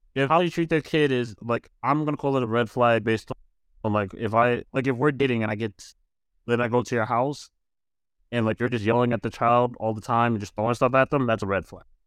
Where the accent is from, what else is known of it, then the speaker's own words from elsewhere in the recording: New York, United States; as a New Yorker